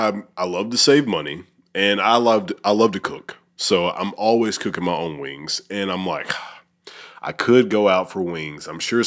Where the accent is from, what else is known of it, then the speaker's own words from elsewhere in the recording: Alabama, United States; now in Memphis, United States; So, I'm not from here. I'm from Alabama. But when I moved here, I am a foodie.